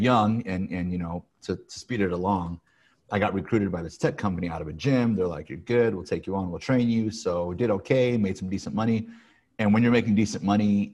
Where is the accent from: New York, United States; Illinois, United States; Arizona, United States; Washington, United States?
Illinois, United States; Peoria; moved away as an adult; also born or lived in Chicago, Illinois; now in California, United States; I was born and raised in Peoria, Illinois